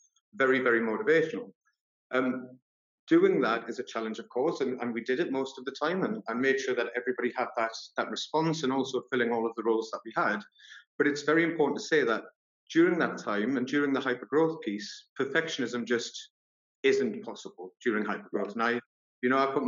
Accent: Newcastle upon Tyne, North East England, United Kingdom; also born or lived in Sunderland; I'm actually from Newcastle

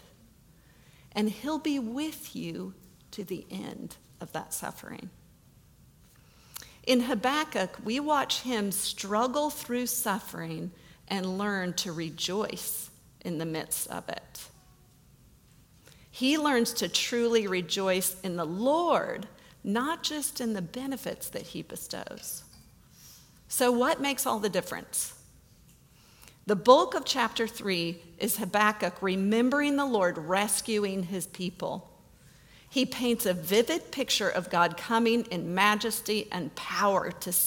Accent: United States; we as American Christians

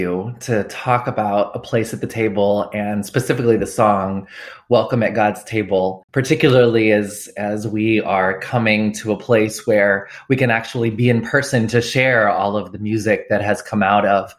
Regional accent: Southern Georgia, United States; moved away; also born or lived in Tennessee / Southern California / Washington, D.C.; I'm from the South. I was born and raised in Southern Georgia, and that upbringing has had an important influence on my music, as well as my journey as a queer Christian. I was born on a military base

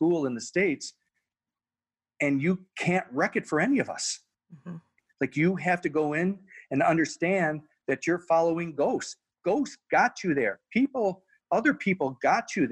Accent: Canada; we're Canadian

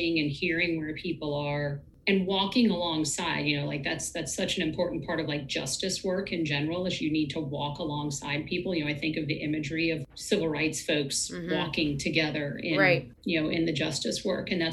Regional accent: Virginia, United States; We're both from Virginia.

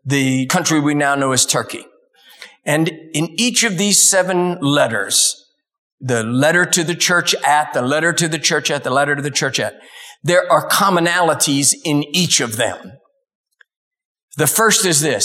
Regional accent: Dallas, Texas, United States; I was born in Dallas

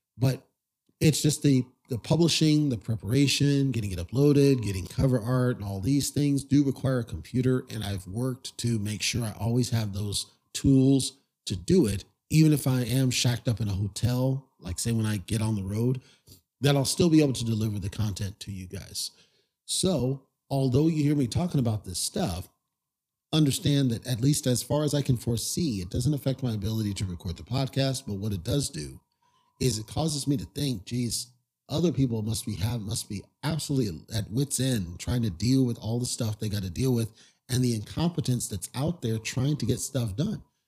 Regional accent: Southern California, United States; I grew up in Southern California where we didn't get snow

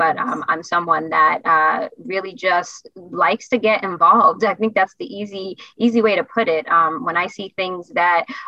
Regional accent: Philadelphia, Pennsylvania, United States; moved away as an adult; now in Connecticut, United States; I grew up in Pennsylvania, originally from Philadelphia.

